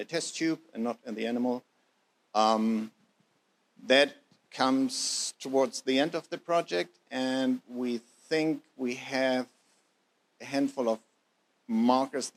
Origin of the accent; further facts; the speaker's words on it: Germany; moved away as an adult; now in New Zealand; I'm German by birth, as you probably have heard by now, but Kiwi by heart